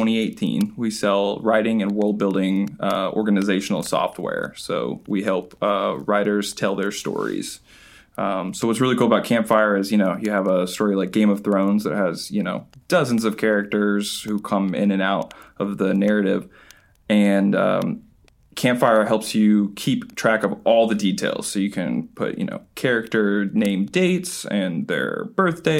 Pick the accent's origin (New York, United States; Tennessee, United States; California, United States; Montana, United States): Tennessee, United States; Knoxville; I'm from Knoxville, Tennessee